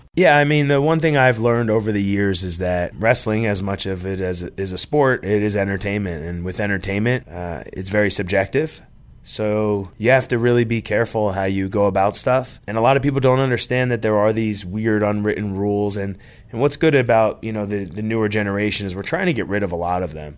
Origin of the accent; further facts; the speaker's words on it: New Jersey, United States; now in Norcross, United States; Growing up in New Jersey, I really wanted to play baseball